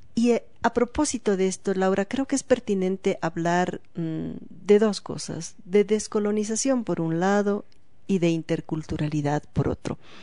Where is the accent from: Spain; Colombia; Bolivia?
Bolivia; como ciudadanos bolivianos del siglo XXI